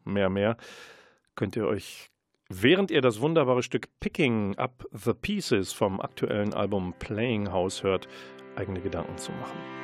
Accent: Münster, North Rhine-Westphalia, Germany; als Münsteraner

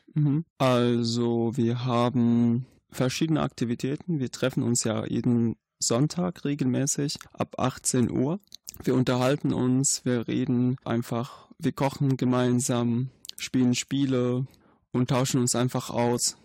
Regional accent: Syria; German is a second language; moved away as an adult; now in Germany; ich komme aus Syrien

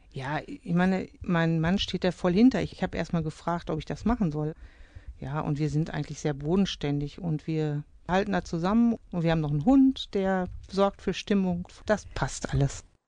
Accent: Nachrodt-Wiblingwerde, North Rhine-Westphalia, Germany; Also ich, ich bin da aufgewachsen

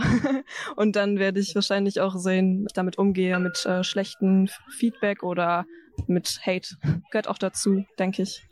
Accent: Paderborn district, North Rhine-Westphalia, Germany; moved away as an adult; now in Bielefeld, Germany; ich komme eigentlich aus dem Kreis Paderborn. Also da wurde ich geboren und bin auf dem Dorf groß geworden in der Nähe von Paderborn

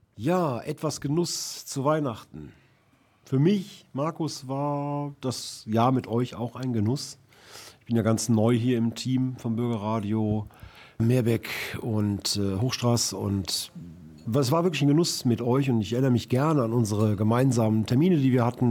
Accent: Duisburg, North Rhine-Westphalia, Germany; ich äh, aus Rheinhausen stamme

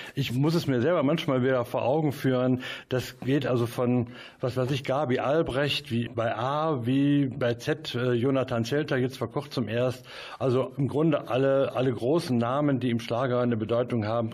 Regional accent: Mönchengladbach, North Rhine-Westphalia, Germany; Ich bin gebürtiger Mönchengladbacher oder manche wollen es genauer wissen, Reiter. Ich lebe da, wo ich aufgewachsen bin, in Gießenkirchen

